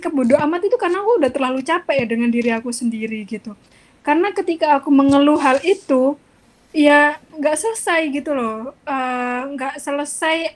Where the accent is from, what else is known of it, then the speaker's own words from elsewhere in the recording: Java, Indonesia; accent: Javanese (medok); apalagi aku aksennya medok banget kan gitu kayak uang Jawa banget